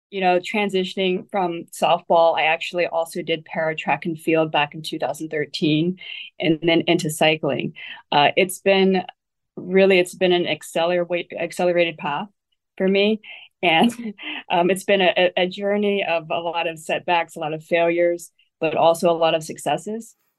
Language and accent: English; Ohio, United States; also born or lived in Taiwan; Growing up in Ohio